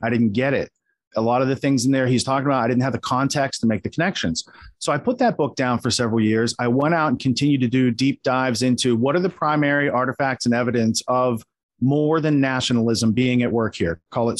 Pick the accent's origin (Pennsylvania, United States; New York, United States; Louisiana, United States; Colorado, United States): Pennsylvania, United States; I grew up in Western Pennsylvania. I learned later Gatto also grew up in Western Pennsylvania. So we shared a lot of kind of hometown values.